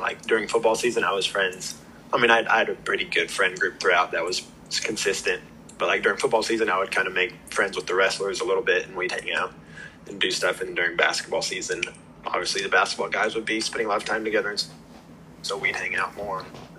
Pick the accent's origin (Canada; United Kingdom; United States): United States; Scott City, Kansas; moved away as an adult; I grew up in a town called Scott City, Kansas. It's way out west, about an hour from the Colorado border. And it's a small town of about 3,500 people. Just one high school, one middle school, an elementary school.